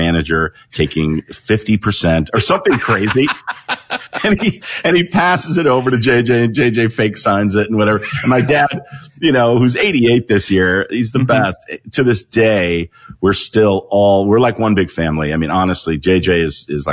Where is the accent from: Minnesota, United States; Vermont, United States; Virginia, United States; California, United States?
California, United States; Los Angeles; born and raised in West